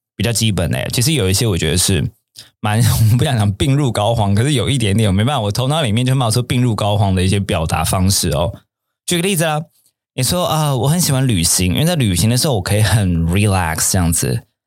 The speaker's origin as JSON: {"language": "Chinese", "region": "Taipei", "country": "Taiwan", "tie": "born or raised there", "said": "以前我在，呃，天母长大的，小时候天母长大的"}